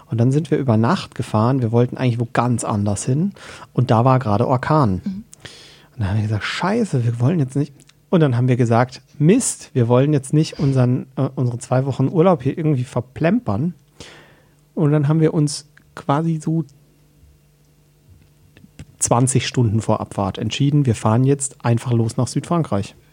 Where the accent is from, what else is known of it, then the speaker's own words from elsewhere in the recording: South Germany, Germany; Dazu muss man sagen, wir sind aus Süddeutschland